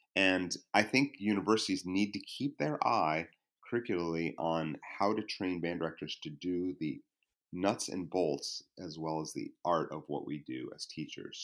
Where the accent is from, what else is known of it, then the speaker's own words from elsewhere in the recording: New York, United States; came back to my home state, New York